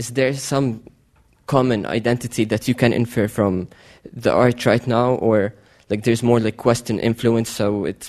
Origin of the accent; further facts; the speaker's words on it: Egypt; I'm from Egypt.